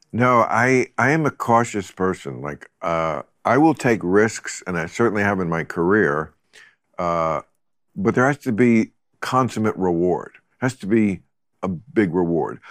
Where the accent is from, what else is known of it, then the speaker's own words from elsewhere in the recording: River Vale, New Jersey, United States; I grew up in New Jersey